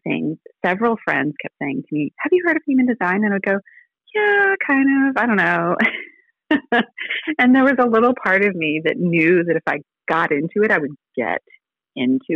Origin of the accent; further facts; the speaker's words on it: Virginia, United States; now in Alabama, United States; I live in Alabama, but I was born in Virginia.